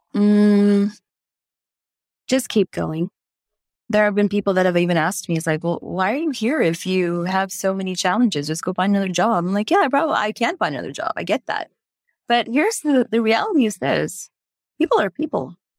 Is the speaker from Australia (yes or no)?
no; Houston, Texas, United States; also born or lived in India; growing up in the United States, in Houston, Texas